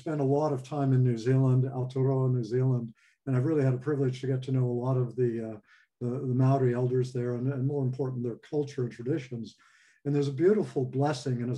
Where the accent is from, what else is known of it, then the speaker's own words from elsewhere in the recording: Los Angeles, California, United States; I grew up in Hollywood, actually. California, Los Angeles.